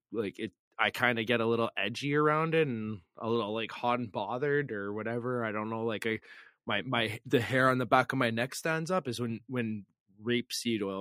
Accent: Flin Flon, Manitoba, Canada; born there; I was born on the Saskatchewan border, buddy.

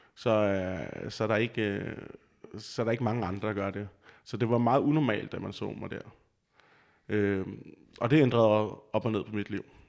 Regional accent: just outside Copenhagen, Capital Region of Denmark, Denmark; moved away as an adult; also born or lived in Vejle / Roskilde; now in Aarhus, Denmark; jeg kommer lige uden for København af, og er opvokset

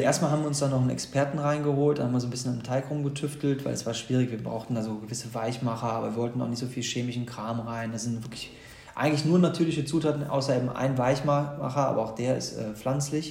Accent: Gladbeck, North Rhine-Westphalia, Germany; moved away as an adult; also born or lived in Bonn; now in Cologne, Germany; ich bin im Ruhrpott geboren. In Gladbeck praktisch Mehr Ruhrpott geht nicht, bin aber Kölner durch und durch.

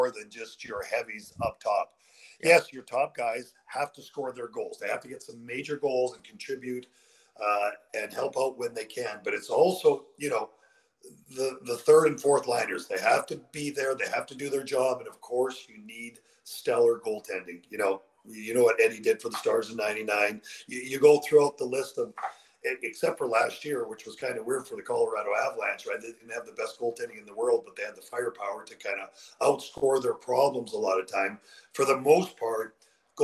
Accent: Western Canada, Canada; I'm from Western Canada.

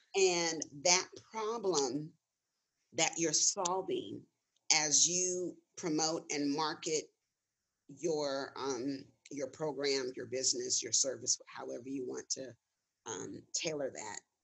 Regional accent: Gardena, California, United States; I'm I'm I'm originally from Los Angeles, specifically Gardena.

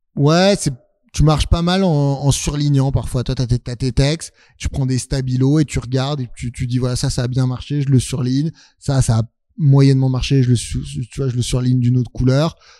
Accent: Neuilly-sur-Seine, Île-de-France, France; j'ai grandi à Neuilly

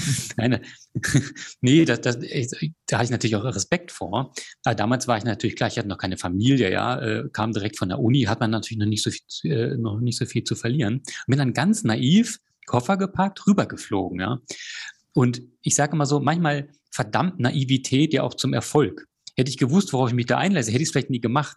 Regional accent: Germany; moved away as an adult; also born or lived in Chile / Australia; zurück in meine Heimat zu kommen

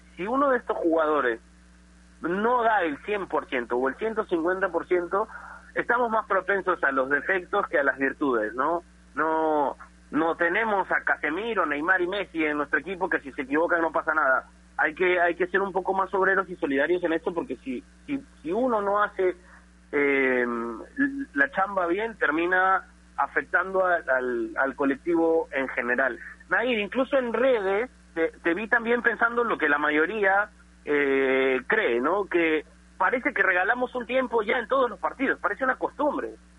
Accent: Peru; nosotros nos merecemos mucho más como peruanos

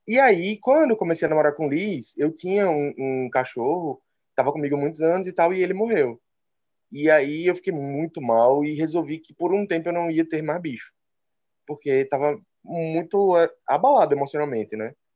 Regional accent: Recife, Pernambuco, Brazil; pelo sotaque já dá para perceber, sou de Recife

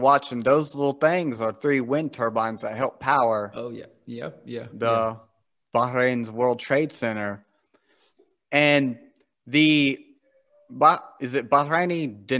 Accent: United States; I'm from America

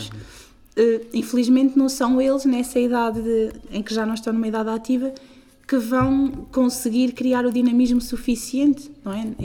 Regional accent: Arcos, Norte, Portugal; also born or lived in Porto; Tenho 24 anos, eh, mas acima de tudo acho que aquilo que me define é que nasci e cresci em Arcos.

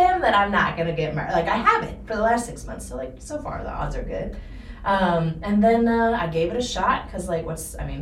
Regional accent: North Dakota, United States; moved away; also born or lived in Indiana; I'm originally from North Dakota

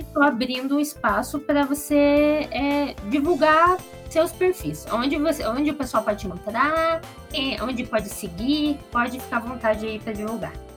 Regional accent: Curitiba, Paraná, Brazil; Eu sou de Curitiba também

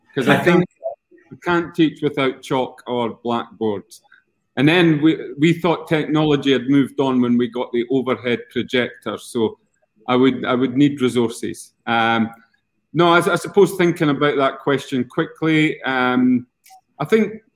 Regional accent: Scotland, United Kingdom; accent: Scottish; moved away; my Scottish accent

